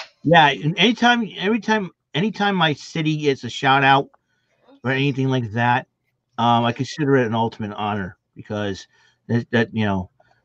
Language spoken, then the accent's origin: English; New Bedford, Massachusetts, United States; I live in New Bedford, Massachusetts